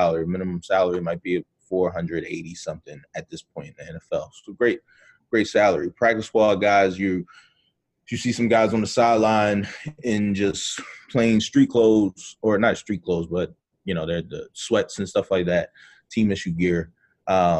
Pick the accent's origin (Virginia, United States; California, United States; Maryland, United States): Maryland, United States; Baltimore; moved away; from Baltimore, Maryland, originally